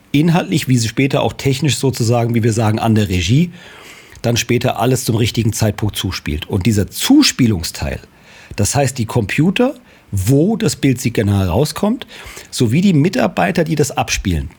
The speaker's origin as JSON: {"language": "German", "town": "Marburg", "region": "Hesse", "country": "Germany", "tie": "born or raised there", "said": "Ich bin äh, in Marburg geboren und ich habe 1994 äh, hier ein Unternehmen gegründet"}